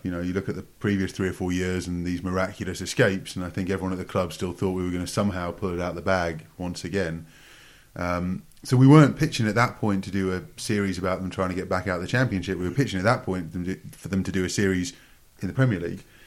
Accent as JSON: {"language": "English", "town": "Newcastle upon Tyne", "region": "North East England", "country": "United Kingdom", "tie": "born or raised there", "also_born_or_lived": "Sunderland", "said": "grew up in, in Newcastle, which was good character building as a Sunderland fan."}